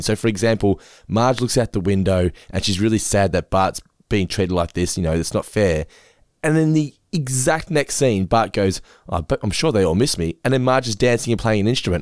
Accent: Geelong, Victoria, Australia; we're from Geelong

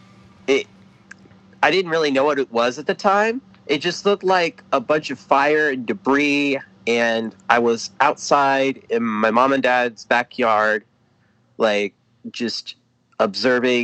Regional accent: Lawrence, Indiana, United States; I grew up in Lawrence, Indiana, where I currently reside right now.

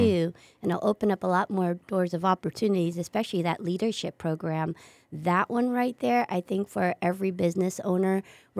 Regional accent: Hawaii, United States; Like, I'm from Hawaii. There's a lot of things here that they would not present in Hawaii for business owners.

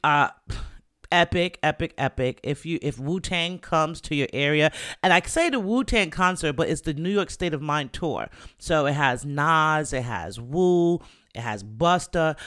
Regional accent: Jamaica; I'm Jamaican

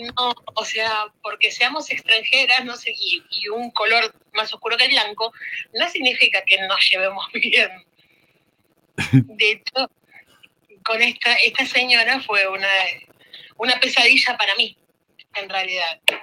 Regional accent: Argentina; now in Italy; yo nací en Argentina. Y después de muchísimos años mi papá quiso volver acá a Italia, vendimos todo en Argentina y nos mudamos hace 17 años acá

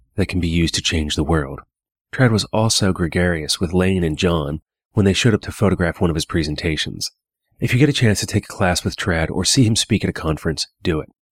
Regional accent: Hagerstown, Maryland, United States; now in Pennsylvania, United States; my hometown of Hagerstown, Maryland

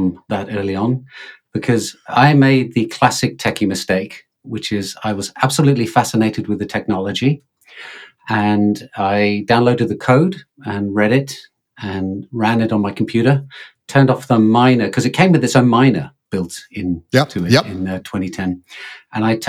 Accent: England, United Kingdom; now in Finland; live in Finland, but I'm English, as you can probably tell from my accent

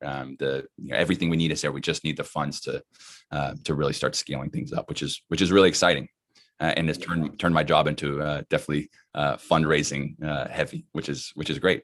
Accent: Dallas, Texas, United States; moved away; I'm from Dallas, uh, not from California.

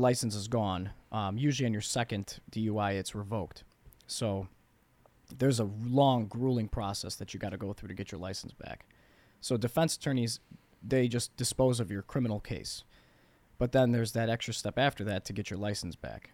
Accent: Bloomingdale, Illinois, United States; I grew up in Bloomingdale

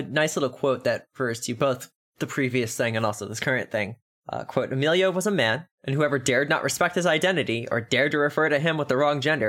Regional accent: Texas, United States; I am a Texan

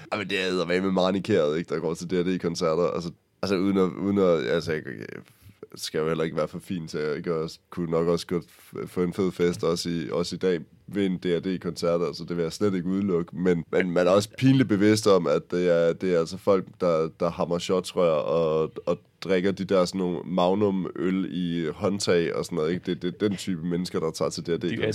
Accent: Aarhus, Central Denmark Region, Denmark; der hvor jeg kommer fra, fra Aarhus Egen

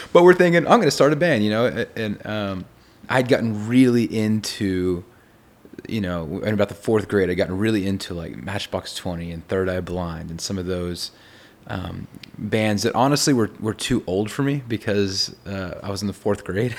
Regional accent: Texas, United States; I'm from Texas

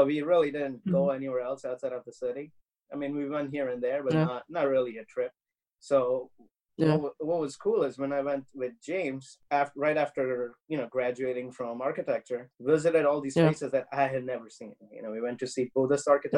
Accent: India; now in New York City, United States; I grew up in India

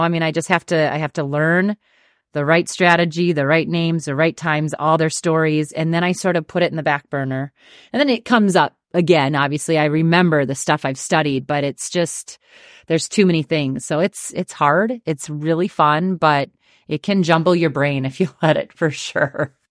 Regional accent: Dawson, Minnesota, United States; I grew up in Dawson, Minnesota, you know, town of sixteen hundred

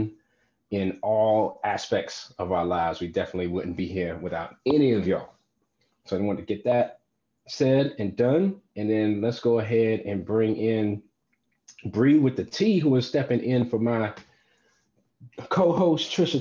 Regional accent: North Carolina, United States; moved away; my home state of North Carolina

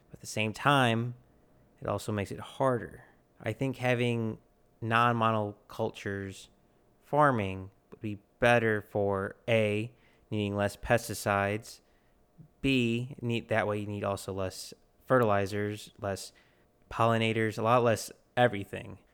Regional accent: United States; we're American

